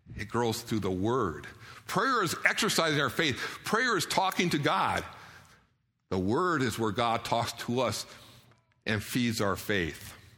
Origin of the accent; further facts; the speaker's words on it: Detroit, Michigan, United States; now in Idaho, United States; I grew up around Detroit